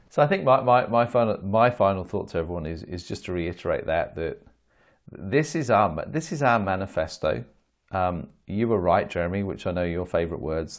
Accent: United Kingdom; as a Brit

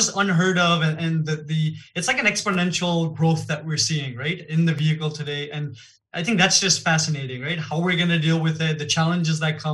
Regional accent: Toronto, Ontario, Canada; first language Gujarati; English is a second language; also born or lived in Gujarat, India / Niagara Falls, Canada / Hamilton, Canada; I was born in India. In Gujarat, which is the central west. And I was there about 7-8 years of my life early on. And then my family actually immigrated to Canada. Mm-hmm. So I was in Toronto for about 7 years

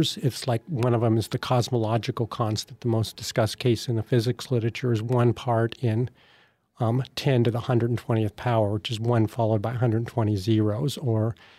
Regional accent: Washington, United States; I grew up in Washington State

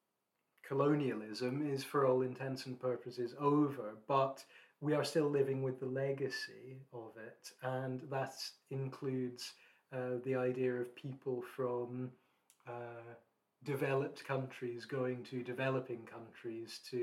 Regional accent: Scotland, United Kingdom; now in Japan; being Scottish

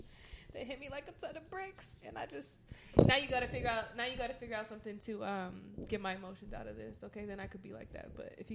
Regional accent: Arizona, United States; Yo, and I'm from Arizona. I'm from Arizona.

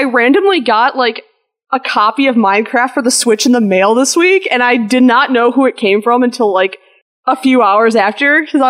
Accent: West Allis, Wisconsin, United States; moved away; I'm from Wisconsin originally. I'm from a place called West Dallas, Wisconsin.

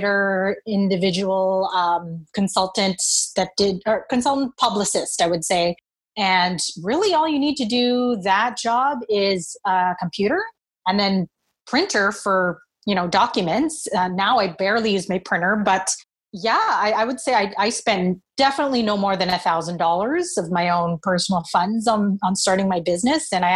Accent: Vancouver, British Columbia, Canada; also born or lived in Montreal; I was born in Montreal, but my family moved very quickly after I was born to Vancouver, where my dad got a job here at West, and raised in East Vancouver

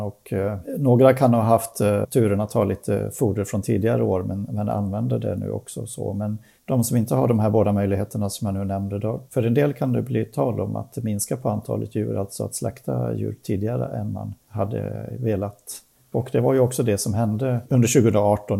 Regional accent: Sweden; vi svenskar

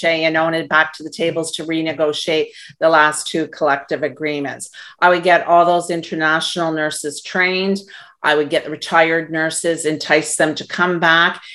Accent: Canada; as a Canadian

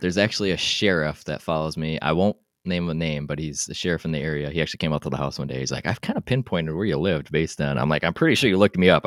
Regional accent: Wisconsin, United States; I'm from Wisconsin

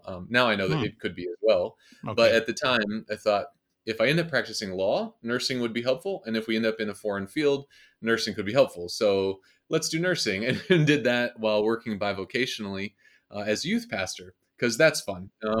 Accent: Kansas City, Missouri, United States; I'm from Kansas City originally.

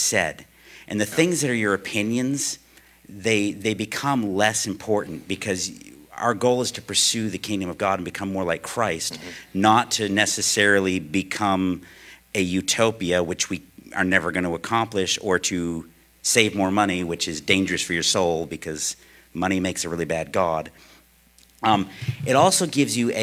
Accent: United States; as an American living in America

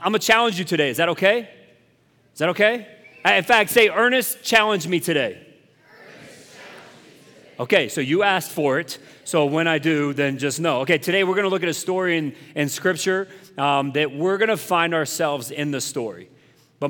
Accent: South Carolina, United States; moved away; I'm from South Carolina

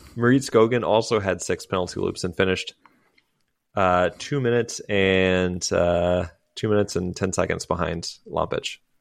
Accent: United States; as an American

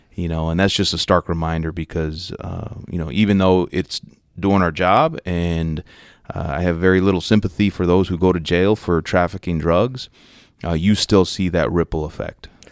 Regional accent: New Mexico, United States; moved away as an adult; also born or lived in Los Angeles, California / Bakersfield, California; now in Dallas, United States; I grew up in the, along the Southwest border, about twenty minutes away from the U S Mexico border, uh, so coincidentally, like, El Paso, Texas was my big city growing up, despite the fact that I, you know, grew up in New Mexico

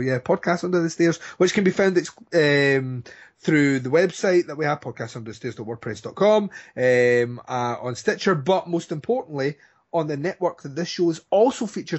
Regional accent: Scotland, United Kingdom; Well, I'm Scottish, so we're on an even pegging.

